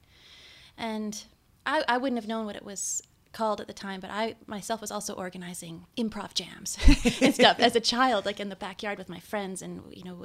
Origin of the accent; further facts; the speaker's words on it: Victoria, British Columbia, Canada; also born or lived in Terrace, British Columbia; I actually was born in Terrace, but I grew up in Victoria.